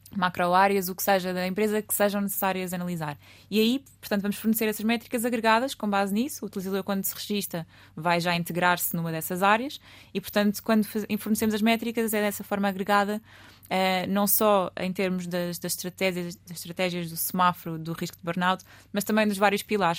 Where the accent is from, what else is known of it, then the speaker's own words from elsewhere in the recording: Lisbon, Portugal; Eu sou lisboeta, alfacinha de raiz, portanto nasci aqui.